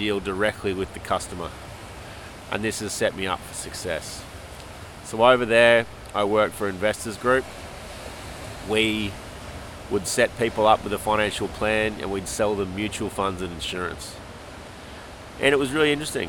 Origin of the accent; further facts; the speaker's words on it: Australia; moved away as an adult; also born or lived in Toronto, Canada; the land where I call home